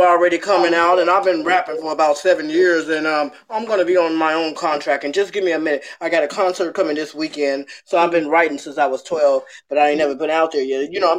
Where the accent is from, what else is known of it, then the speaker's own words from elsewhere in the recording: Chicago, Illinois, United States; moved away as an adult; now in California, United States; I'm born and raised on the East Coast, Chi-Town.